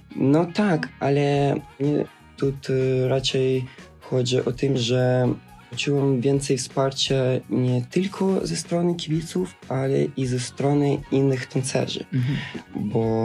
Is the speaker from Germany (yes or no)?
no; Odesa, Odesa Oblast, Ukraine; moved away; Pochodzę z Ukrainy, właśnie z południa Ukrainy, z miasteczka Odesy